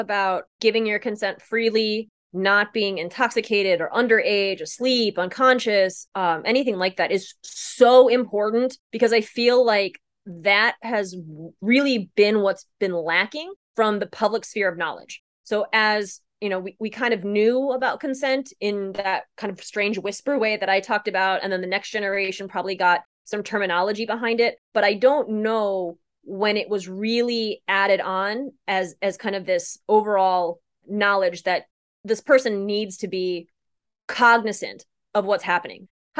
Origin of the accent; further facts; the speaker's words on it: Midwest, United States; I was raised in the Midwest.